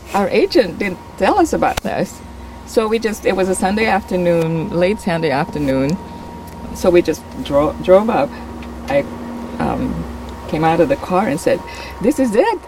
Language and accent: English; Philippines; moved away as an adult; also born or lived in Saudi Arabia; now in Oregon, United States; I'm originally from the Philippines